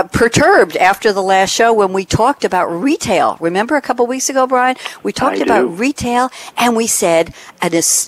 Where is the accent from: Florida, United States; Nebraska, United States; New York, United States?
New York, United States; I am from New York